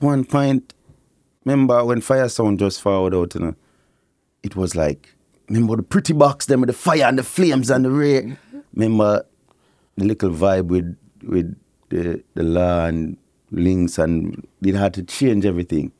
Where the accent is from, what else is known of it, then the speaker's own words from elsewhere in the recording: Kingston, Jamaica; moved away; Kingston, Jamaica, I grew up.